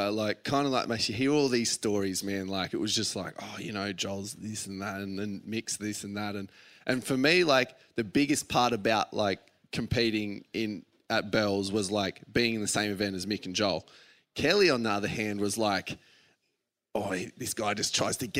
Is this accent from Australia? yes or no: yes; Australia; as a kid growing up in Aussie